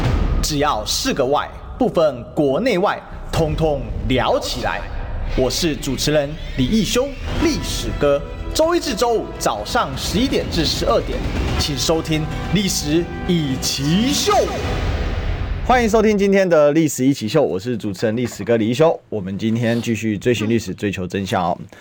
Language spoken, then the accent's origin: Chinese; Kaohsiung, Taiwan; 虽然自己小弟是高雄人啊，那明璇当然也是我们高雄人。